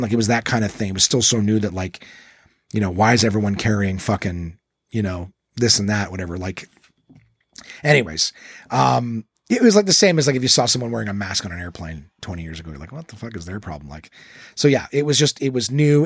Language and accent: English; Ontario, Canada; we're English and Ontario predominantly